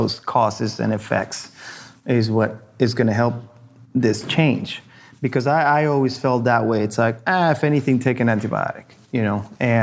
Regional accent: Argentina; now in United States; I grew up in Argentina, and over there, we used to have a family doctor that would come to our house

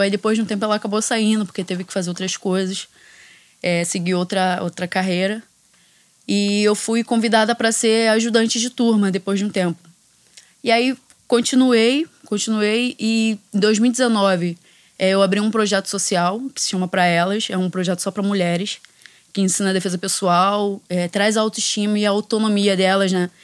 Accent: Brazil; Foi a primeira vez que eu saí do Brasil

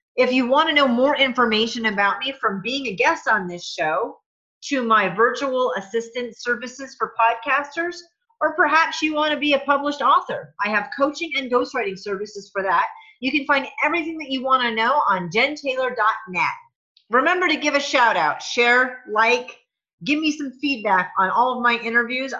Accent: New England, United States; I grew up in New England

